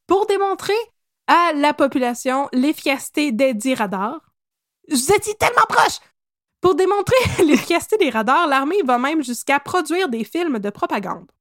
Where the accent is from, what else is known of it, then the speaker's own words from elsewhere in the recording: Quebec, Canada; accent: Québécois; mon bel accent québécois.